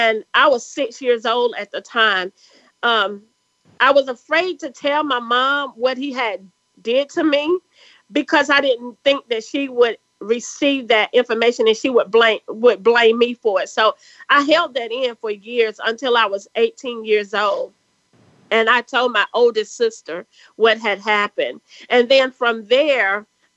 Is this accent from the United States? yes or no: yes; South Carolina, United States; accent: country; we grew up poor here in the South